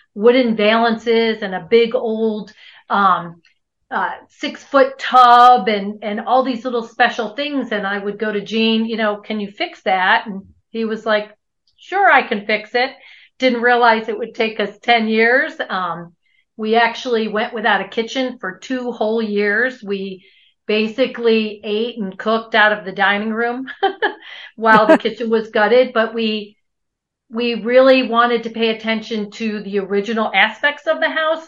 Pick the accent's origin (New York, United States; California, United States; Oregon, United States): New York, United States; Buffalo; moved away as an adult; also born or lived in Europe; now in Albuquerque, United States; we're originally from Buffalo, New York.